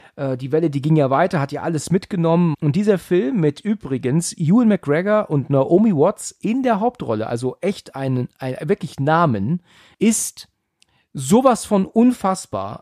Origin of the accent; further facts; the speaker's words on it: Germany; bei uns in Deutschland